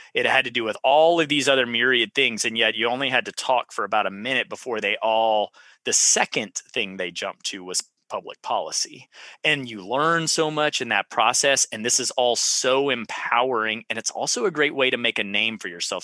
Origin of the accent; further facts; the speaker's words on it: Central Texas, United States; I was from Central Texas